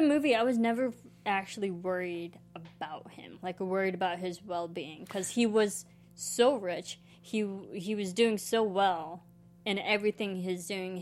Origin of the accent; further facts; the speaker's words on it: Illinois, United States; now in Los Angeles, United States; I grew up in country-esque Illinois.